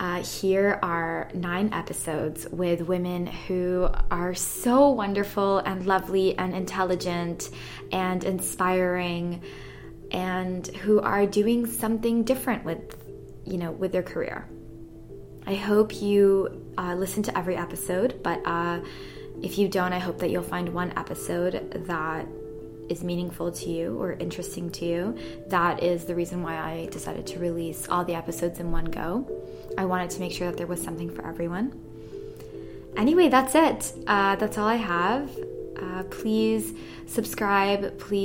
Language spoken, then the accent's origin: English; Athens, Attica, Greece; moved away; I moved here 6.5 years ago from Europe. I'm Italian, but I grew up in Athens in Greece. And I went to a British school, which is why I don't have an accent.